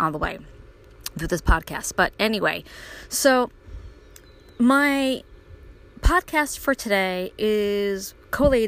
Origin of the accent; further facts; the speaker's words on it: Brooklyn, New York, United States; when I was a little girl growing up in Brooklyn